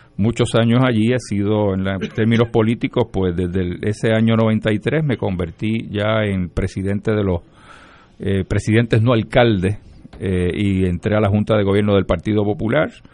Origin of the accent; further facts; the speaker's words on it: Lares, Puerto Rico; nací y me crié en Lares